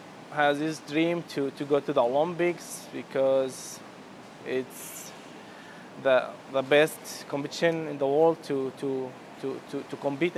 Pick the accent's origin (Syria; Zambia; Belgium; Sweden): Syria; now in Turkey; My life in Syria, it was very nice before the war.